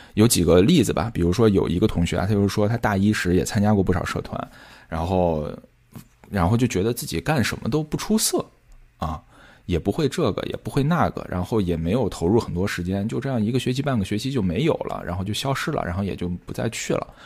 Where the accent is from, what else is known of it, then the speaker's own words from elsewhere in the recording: central and western China, China; 很多很多中西部学生，像我啊，高中的时候，英语是从来不学听力的，也从来不学口语的，只学书面